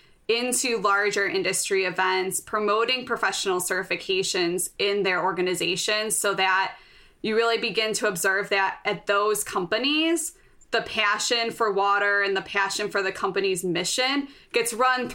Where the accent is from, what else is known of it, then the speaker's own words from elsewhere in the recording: Chicago, Illinois, United States; accent: Chicago; My Chicago accent.